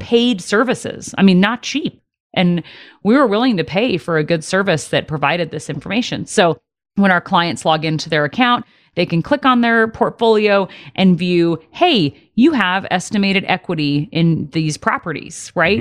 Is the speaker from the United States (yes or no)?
yes; Detroit, Michigan, United States; moved away; I did graduate high school in Detroit